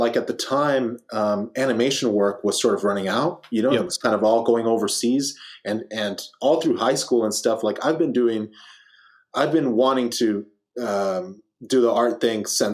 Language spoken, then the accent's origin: English; Los Angeles, California, United States; I'm from Los Angeles, California